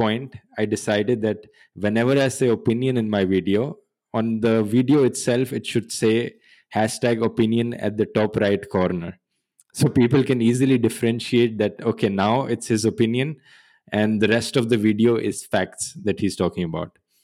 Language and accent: English; Haryana, India; moved away as an adult; also born or lived in Germany; I was born in Haryana. And I grew up there also. And until the age of 17, till I did my high school, I moved to Germany for doing my bachelor's